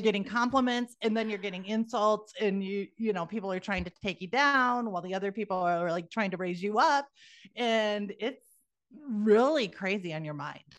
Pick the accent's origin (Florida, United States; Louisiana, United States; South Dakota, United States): South Dakota, United States; moved away; also born or lived in Georgia; I'm originally from South Dakota